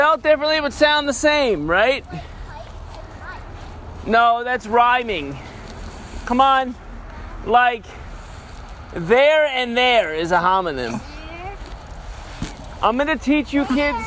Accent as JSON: {"language": "English", "region": "New York", "country": "United States", "tie": "born or raised there", "moved": "yes", "said": "I grew up in New York. And in New York, you could just stay in the left lane the whole day."}